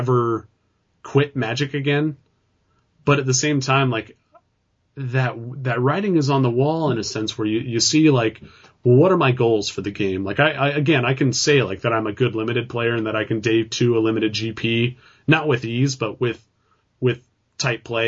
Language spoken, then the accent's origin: English; California, United States